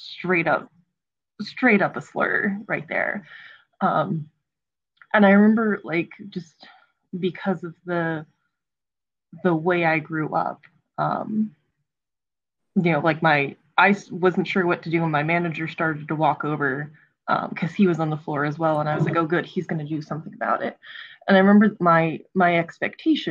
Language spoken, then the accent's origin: English; Frederick County, Maryland, United States; now in Montgomery County, Maryland, United States; I grew up in Frederick County, Maryland, and I'm currently in Montgomery County, Maryland